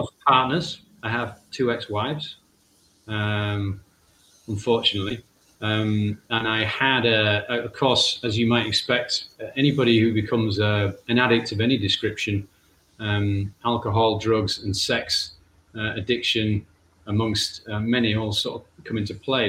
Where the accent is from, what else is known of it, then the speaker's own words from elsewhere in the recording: England, United Kingdom; I'm actually from England, but yeah, I do have Irish family